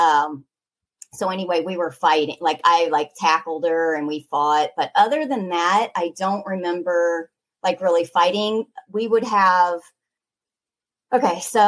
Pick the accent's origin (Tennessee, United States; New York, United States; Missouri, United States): Missouri, United States; Raytown; now in Arizona, United States; We grew up in Raytown.